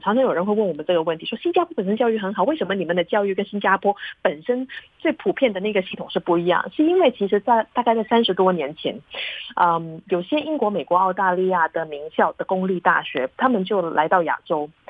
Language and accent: Chinese; Hong Kong; also born or lived in Singapore; now in Taiwan; 我从小在香港长大